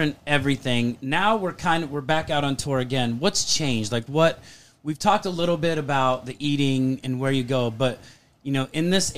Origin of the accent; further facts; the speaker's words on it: the South, United States; I can do Southern. I'm from, I grew up in the South. I know the South.